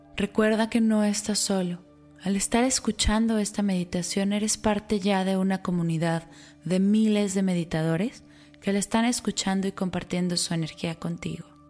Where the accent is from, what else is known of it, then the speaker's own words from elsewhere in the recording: Mexico; para los mexicanos, una fecha por la que mundialmente somos reconocidos